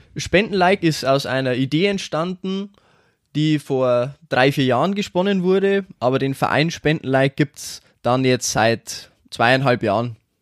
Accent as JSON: {"language": "German", "town": "Schwandorf", "region": "Bavaria", "country": "Germany", "said": "ich bin 23 Jahre alt, und ich komme aus Schwandorf"}